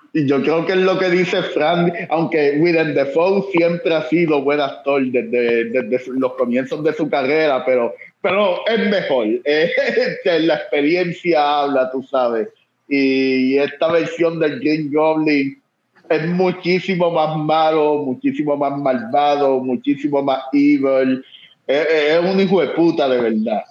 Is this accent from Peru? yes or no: no; Puerto Rico; moved away